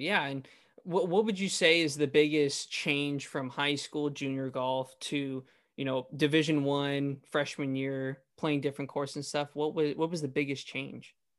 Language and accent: English; the Valley, California, United States; I'm from the Valley